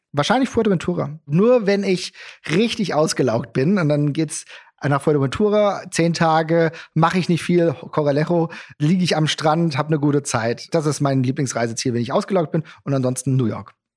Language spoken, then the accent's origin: German; Gelnhausen, Hesse, Germany; ich komme aus Gelnhausen